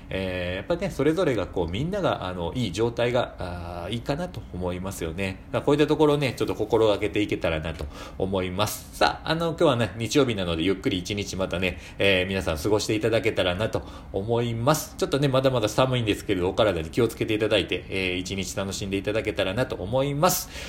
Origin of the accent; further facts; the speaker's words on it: Shiga, Japan; 私も滋賀県なんです